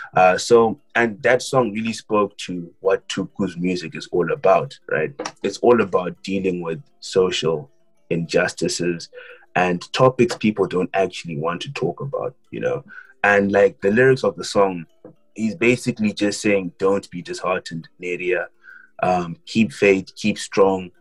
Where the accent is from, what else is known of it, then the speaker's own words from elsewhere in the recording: Harare, Zimbabwe; moved away; I was born in Harare, and that's where I grew up